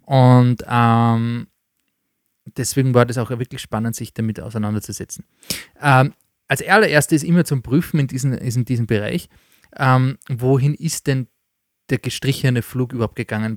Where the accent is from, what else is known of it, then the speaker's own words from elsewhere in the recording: Austria; bei uns in Österreich